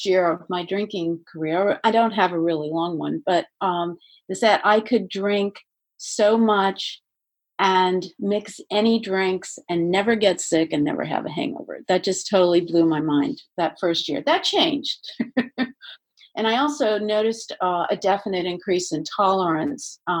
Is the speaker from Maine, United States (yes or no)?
no; Maryland, United States; I'm from Maryland